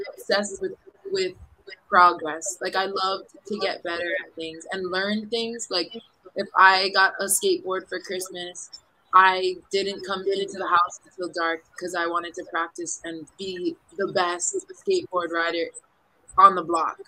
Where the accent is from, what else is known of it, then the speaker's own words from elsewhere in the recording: east side of Oahu, Hawaii, United States; moved away as an adult; also born or lived in Puerto Rico / France; now in Philippines; I'm born and raised in the east side of the island of Oahu in Hawaii